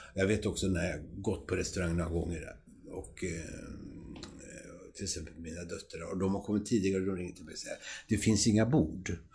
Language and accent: Swedish; Grisslehamn, Stockholm County, Sweden; moved away; jag kommer från Grisslehamn